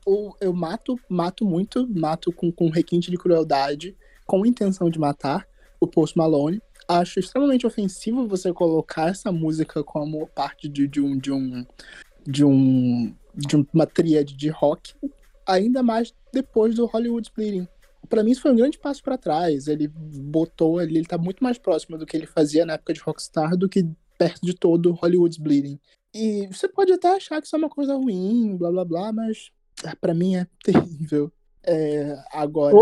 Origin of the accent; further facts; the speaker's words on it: Rio de Janeiro, Brazil; eu sou do Meyer